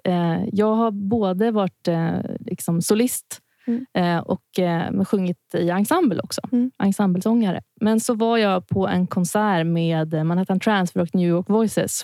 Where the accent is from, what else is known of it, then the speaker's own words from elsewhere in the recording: Stockholm, Stockholm County, Sweden; also born or lived in Örebro; jag är från Stockholm, har gått musikutbildningar här och ja, när jag var liten så bodde jag även åtta år i Örebro